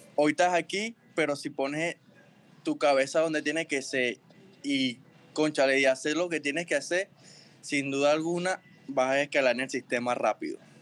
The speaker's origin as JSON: {"language": "Spanish", "area": "El Roble", "region": "Carabobo", "country": "Venezuela", "tie": "born or raised there", "also_born_or_lived": "Naguanagua", "moved": "yes", "said": "yo nací en Naguanagua, pero me crié en el Roble. Es como, como un barrio en Osguayo."}